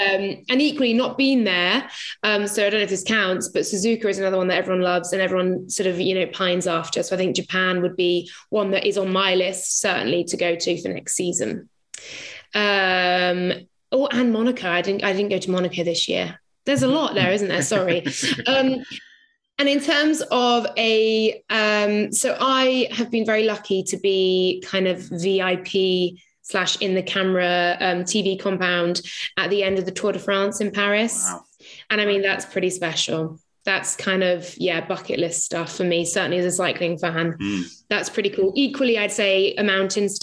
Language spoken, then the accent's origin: English; England, United Kingdom; I'm English.